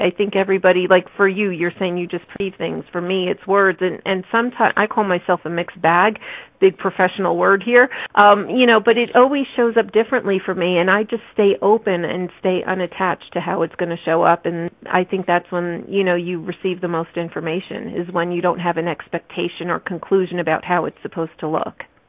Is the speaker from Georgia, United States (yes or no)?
no; New Jersey, United States; moved away as an adult; now in Colorado, United States; I chose to move from New Jersey to Colorado because I'm from New Jersey originally